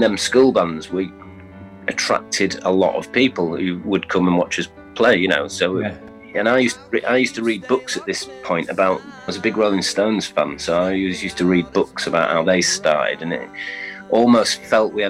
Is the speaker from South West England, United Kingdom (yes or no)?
no; York, Yorkshire and the Humber, United Kingdom; we're from York, which is kind of a small city